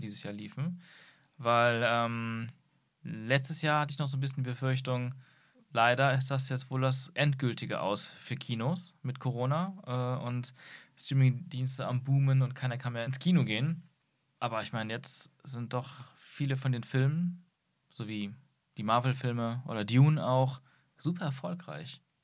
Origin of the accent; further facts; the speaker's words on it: Aachen, North Rhine-Westphalia, Germany; in der Kindheit, und das ist wie gesagt jetzt nur 20 Jahre her, ähm, gab es auch hier bei uns in Aachen